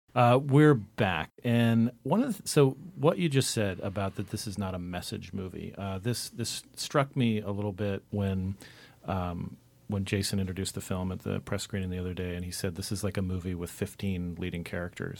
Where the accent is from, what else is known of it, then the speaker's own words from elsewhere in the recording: Cottonwood, Arizona, United States; I'm from Arizona